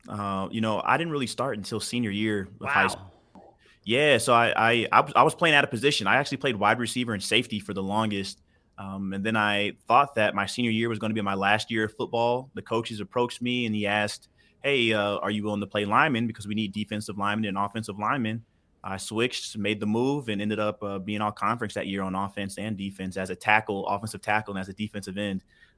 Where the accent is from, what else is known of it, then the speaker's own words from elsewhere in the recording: Houston, Texas, United States; also born or lived in Denver; Born and raised in Houston, or actually between Houston and Denver. I was the oldest of six, you know, two blue-collar parents.